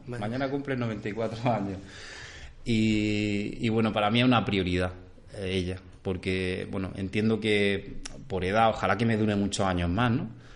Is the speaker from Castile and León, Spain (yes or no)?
no; Cúllar, Andalusia, Spain; now in Órgiva, Spain; mi pueblo está en la zona norte de Granada, en Cuyar, se llama Cuyar, está justo al lado de Baza